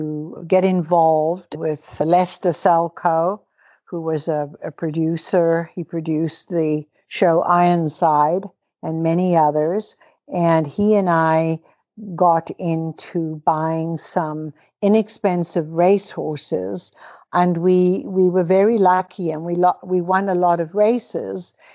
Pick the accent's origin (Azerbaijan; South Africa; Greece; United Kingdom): South Africa; Cape Town, Western Cape; moved away as an adult; also born or lived in Toronto, Canada; I was born to British Irish parents in Cape Town, South Africa, and educated there